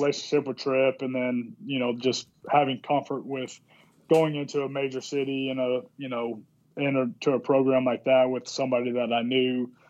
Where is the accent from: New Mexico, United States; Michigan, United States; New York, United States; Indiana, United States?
New Mexico, United States; Carlsbad; I was from New Mexico, Carlsbad.